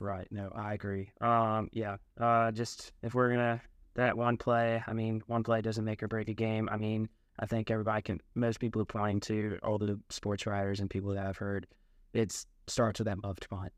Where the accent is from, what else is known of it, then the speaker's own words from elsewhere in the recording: Memphis, Tennessee, United States; I'm from Memphis